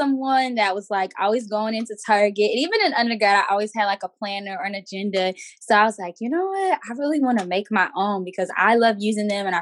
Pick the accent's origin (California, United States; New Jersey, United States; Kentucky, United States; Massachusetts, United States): New Jersey, United States; also born or lived in South Carolina; I'm from Echo, New Jersey